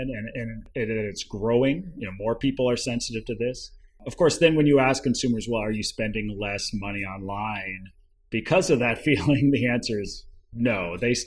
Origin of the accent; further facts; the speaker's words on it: Ann Arbor, Michigan, United States; moved away as an adult; also born or lived in Washington, D.C.; I grew up in Ann Arbor, Michigan